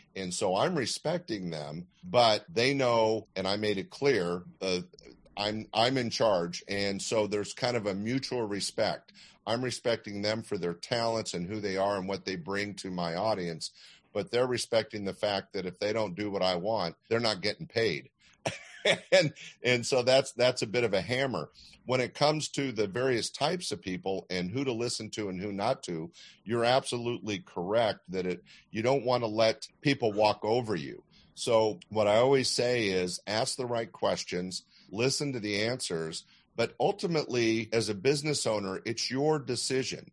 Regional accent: Sacramento, California, United States; I was growing up in Sacramento, which couldn't be any more landlocked

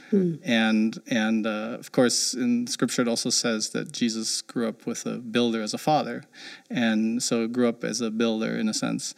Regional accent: near Frankfurt, Hesse, Germany; moved away; I grew up uh, in Germany and ended up going to college in the '90s, which is when there was a high-rise boom in Frankfurt, Germany, which is I grew up near there

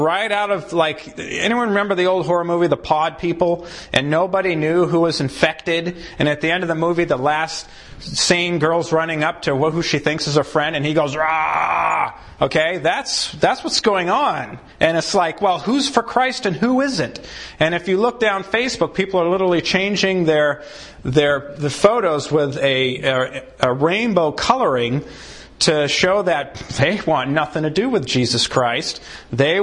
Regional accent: Maine, United States; I grew up in Maine.

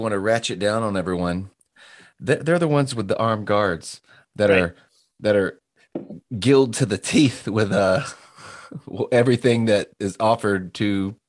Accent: Louisiana, United States; also born or lived in Hawaii; now in Florida, United States; originally I come to Florida by way of Hawaii. I was there for like 13 years, but I'm from the South. I'm from Louisiana.

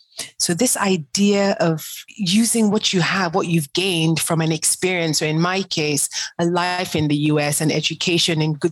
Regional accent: Nigeria; moved away; I'm African to the core. I'm Nigerian before I'm anything else. And one of the reasons why I left the US in 2007, two reasons.

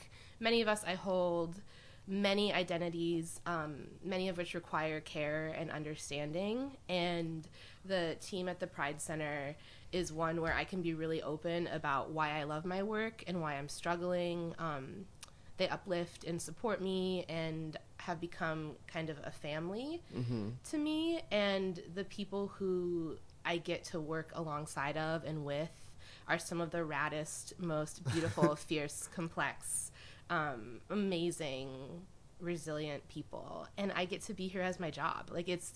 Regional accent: Midwest, United States; moved away as an adult; also born or lived in Brazil / Middlebury, Vermont / Burlington, Vermont; now in Vermont, United States; I grew up in the Midwest

